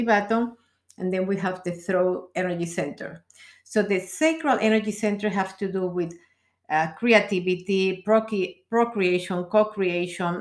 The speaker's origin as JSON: {"language": "English", "country": "Peru", "moved": "as an adult", "lives_now": "United States", "said": "I come from Peru"}